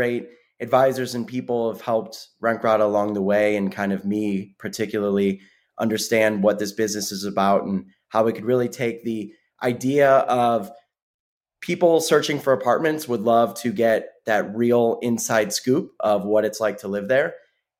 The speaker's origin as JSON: {"language": "English", "town": "Sarasota", "region": "Florida", "country": "United States", "tie": "born or raised there", "also_born_or_lived": "Chicago", "moved": "as an adult", "said": "I was raised in Sarasota, Florida, as was Sam, one of the co-founders"}